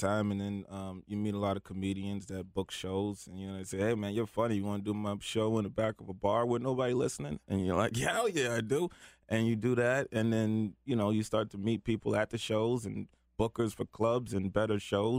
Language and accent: English; New York, United States; I'm from New York.